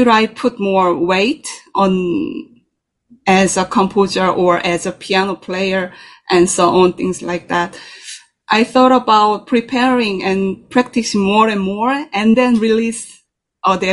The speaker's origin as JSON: {"language": "English", "country": "South Korea", "tie": "born or raised there", "also_born_or_lived": "Netherlands", "second_language": "English", "moved": "as an adult", "lives_now": "New York City, United States", "said": "I was born in Korea"}